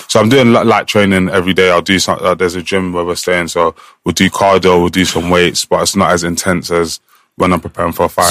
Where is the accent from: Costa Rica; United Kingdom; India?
United Kingdom; England; I'm the one from England that's coming here now.